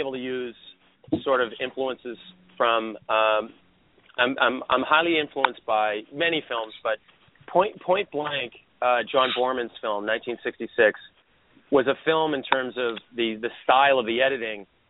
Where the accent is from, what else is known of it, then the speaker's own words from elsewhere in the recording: Boston, Massachusetts, United States; I grew up in Boston